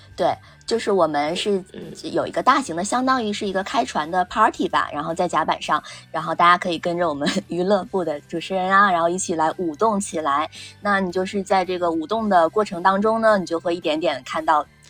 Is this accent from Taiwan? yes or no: no; China; 我们大陆这边呢，或者是说哪怕是台湾籍呢，其实都是我们同样的文化嘛